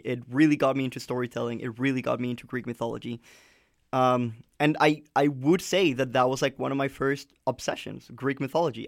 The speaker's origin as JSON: {"language": "English", "country": "Colombia", "tie": "born or raised there", "said": "growing up in Colombia"}